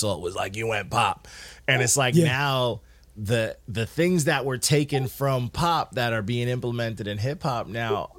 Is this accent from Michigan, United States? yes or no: no; New York City, New York, United States; I'm from New York. I grew up Queens, Elmont.